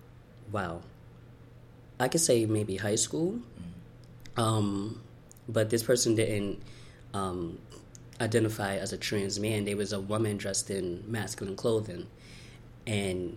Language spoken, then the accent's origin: English; New York City, New York, United States; I was born in Brooklyn, New York. I was born here